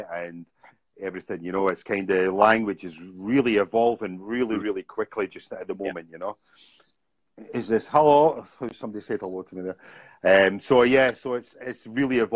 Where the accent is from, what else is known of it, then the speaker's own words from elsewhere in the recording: Scotland, United Kingdom; moved away as an adult; also born or lived in Bangkok, Thailand; I'm from Scotland.